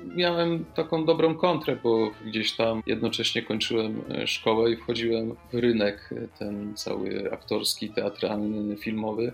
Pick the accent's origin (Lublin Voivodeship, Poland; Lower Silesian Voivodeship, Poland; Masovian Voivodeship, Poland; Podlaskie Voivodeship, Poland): Lower Silesian Voivodeship, Poland; Kostomłoty; moved away; pochodzę z, z Wrocławia, dokładnie, z Kostomłotów